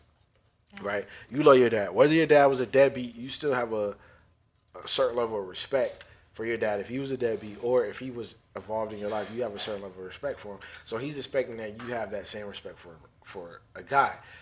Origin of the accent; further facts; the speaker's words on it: United States; also born or lived in Jamaica (ancestry); I'm American. I'm half Jamaican